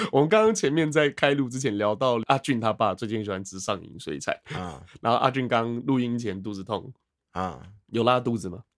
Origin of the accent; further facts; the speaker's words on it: Taiwan; 我们台湾人